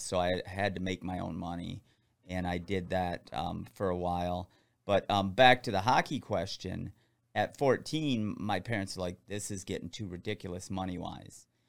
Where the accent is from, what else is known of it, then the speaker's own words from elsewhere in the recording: Michigan, United States; I'm from Michigan